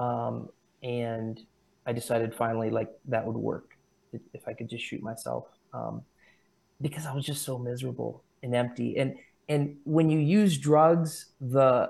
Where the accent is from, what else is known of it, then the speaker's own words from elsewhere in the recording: United States; I'm Christian because I'm American